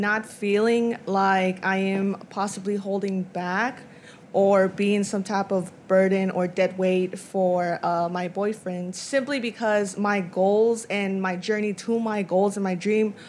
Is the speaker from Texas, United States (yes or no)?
yes; Texas, United States; from Texas.